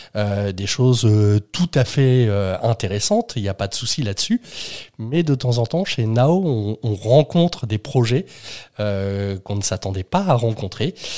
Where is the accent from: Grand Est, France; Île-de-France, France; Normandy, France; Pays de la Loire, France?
Normandy, France; moi, je viens de Normandie